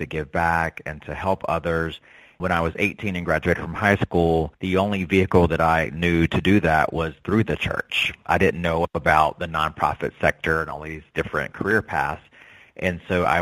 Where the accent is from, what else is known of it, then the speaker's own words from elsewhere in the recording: North Carolina, United States; Being from the South, I grew up in North Carolina, and being Native American